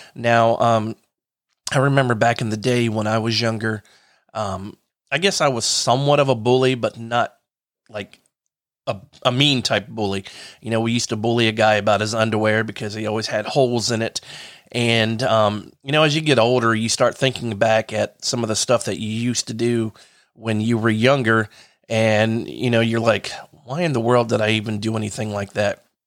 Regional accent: Delaware, United States; now in Lakeland, United States; I'm from Delaware.

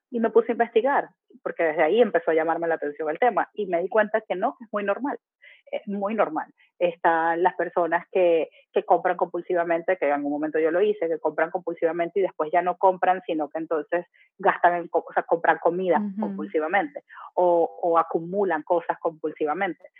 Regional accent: Venezuela; moved away as an adult; now in Panama; me mudé de mi país de origen, a, ah, de Venezuela, a Panamá

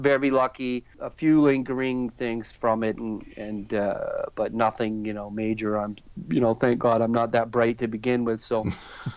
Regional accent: Jacksonville, Florida, United States; also born or lived in Toronto, Canada / Oshawa, Canada; now in Orillia, Canada; I grew up in Jacksonville, Florida, but I'm a Canadian

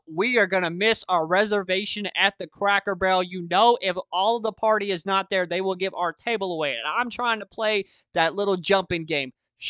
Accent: Georgia, United States; Now, Micah and I grew up in Georgia.

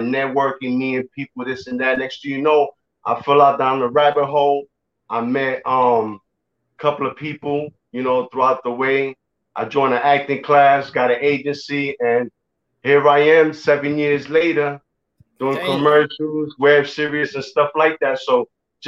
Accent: New York, United States; now in Florida, United States; originally from New York. I live in Florida now, but I still rep New York.

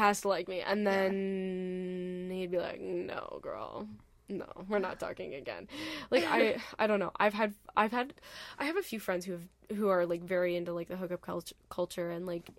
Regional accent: United States; accent: American

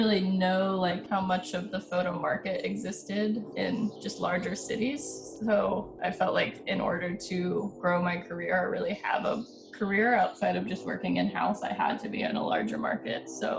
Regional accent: Ohio, United States; now in San Francisco, United States; I grew up in Ohio, so it was really quiet in the suburbs.

